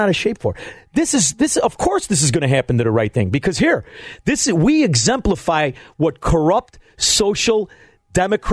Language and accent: English; Melrose Park, Illinois, United States; I grew up in Melrose Park.